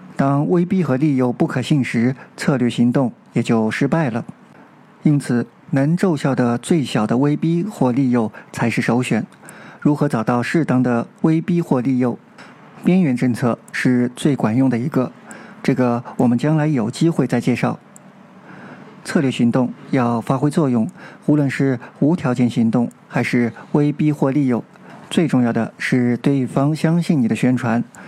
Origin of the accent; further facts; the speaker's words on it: China; 回到我们中国人所关心的如何过渡和交接香港的议题上来。